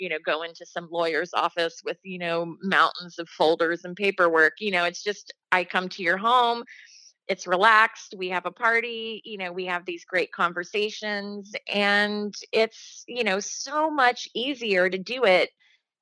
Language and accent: English; Dayton, Ohio, United States; moved away; in Ohio, my hometown of Dayton